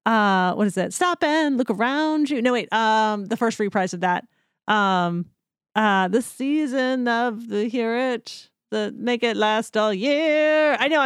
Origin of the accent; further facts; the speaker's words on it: New Jersey, United States; I'm from New Jersey.